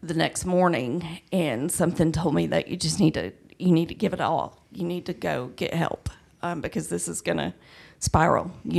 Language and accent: English; Douglasville, Georgia, United States